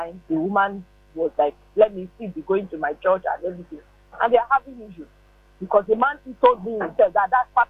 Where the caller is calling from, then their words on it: Lagos, Nigeria; I'm calling from Lagos.